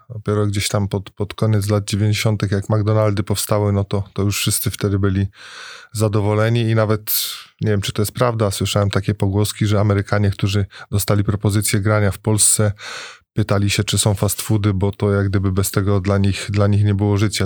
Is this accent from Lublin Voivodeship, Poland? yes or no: no; Piekary Śląskie, Silesian Voivodeship, Poland; also born or lived in Bytom; jako piekarzanin, bo urodziłem się w piekarach